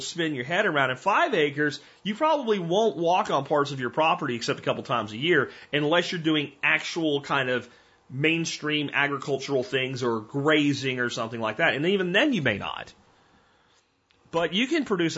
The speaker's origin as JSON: {"language": "English", "town": "Minersville", "region": "Pennsylvania", "country": "United States", "tie": "born or raised there", "also_born_or_lived": "Pottsville, Pennsylvania", "moved": "yes", "lives_now": "Texas, United States", "said": "I'm from Pottsville, but I mean, I really grew up in Minersville."}